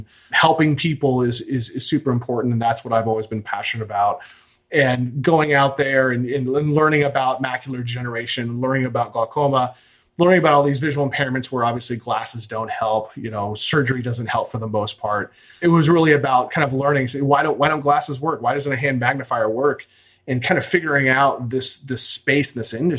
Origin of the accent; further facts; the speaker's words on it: Washington, D.C., Virginia, United States; I'm from the East Coast, from the Washington, D.C., Virginia area. I was an absolute delinquent in high school.